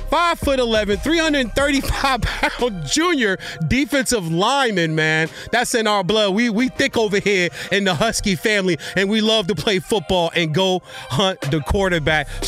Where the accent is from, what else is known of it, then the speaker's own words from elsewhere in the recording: Virginia, United States; This young lady is from my home state in a city called The Plains, Virginia